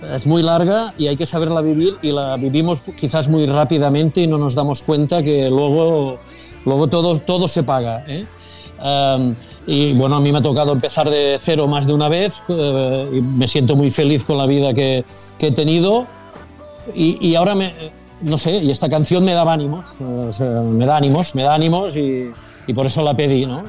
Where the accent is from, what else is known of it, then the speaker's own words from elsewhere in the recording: Sabadell, Catalonia, Spain; los que somos de Sabadell